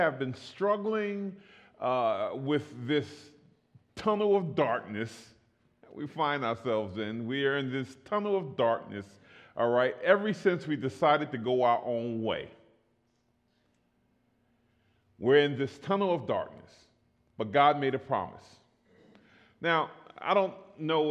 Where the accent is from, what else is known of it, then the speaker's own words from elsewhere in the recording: New York, United States; moved away; also born or lived in East Oakland; I'm originally from New York